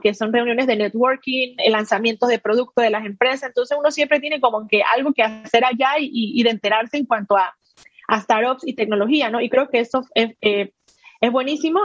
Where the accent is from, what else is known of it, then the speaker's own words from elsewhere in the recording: Panama; also born or lived in United States; soy panameña